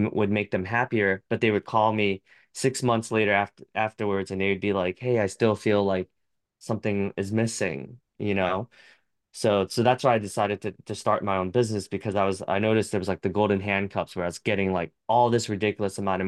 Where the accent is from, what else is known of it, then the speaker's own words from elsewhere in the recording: United States; I'm very American